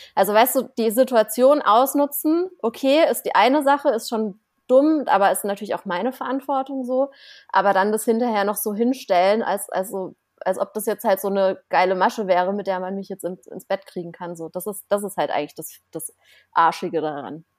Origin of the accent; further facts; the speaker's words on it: Offenburg, Baden-Württemberg, Germany; moved away; in meiner Heimatstadt, ich komme ja aus einem, also aus einer kleinen Stadt, das ist wie Offenburg heißt die, ne? Äh, zwischen Karlsruhe und Freiburg irgendwo